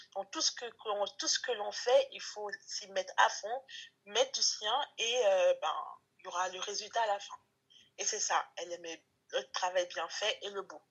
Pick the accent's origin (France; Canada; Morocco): France; also born or lived in Togo; quand on est arrivé en France